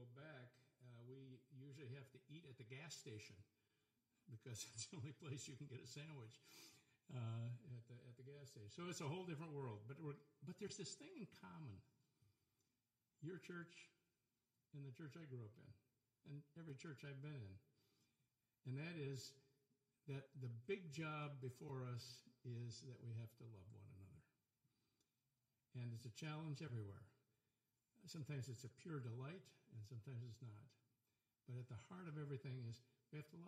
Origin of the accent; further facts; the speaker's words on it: South Dakota, United States; moved away; I grew up in South Dakota